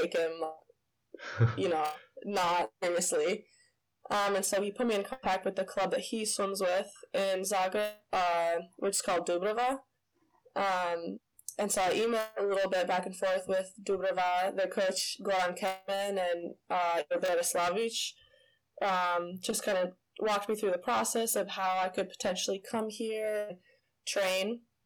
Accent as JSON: {"language": "English", "region": "Illinois", "country": "United States", "tie": "born or raised there", "also_born_or_lived": "California", "said": "I was born there in Illinois um, started swimming there as well"}